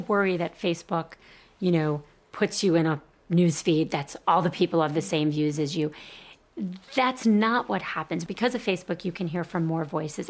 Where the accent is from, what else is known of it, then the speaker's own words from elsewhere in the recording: Miami, Florida, United States; I grew up in Miami